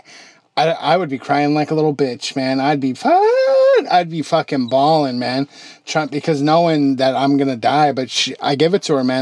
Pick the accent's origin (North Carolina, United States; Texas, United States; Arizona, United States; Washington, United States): Arizona, United States; I grew up in Arizona